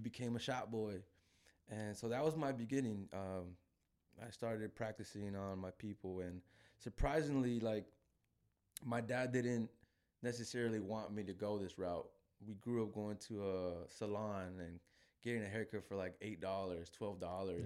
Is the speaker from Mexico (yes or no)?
yes; Guadalajara, Jalisco, Mexico; I'm from Guadalajara